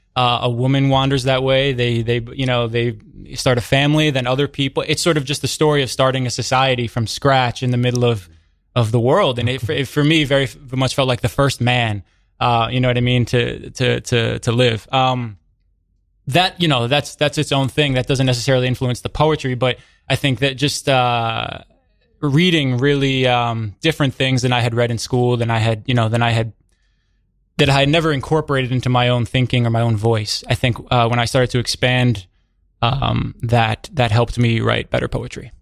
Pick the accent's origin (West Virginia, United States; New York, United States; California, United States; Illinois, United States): New York, United States; New York City; being a white kid growing up in Brooklyn